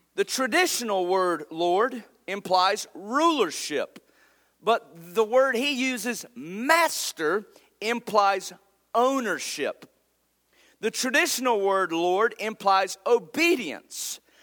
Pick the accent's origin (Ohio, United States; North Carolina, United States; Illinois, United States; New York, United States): North Carolina, United States; moved away; I grew up in North Carolina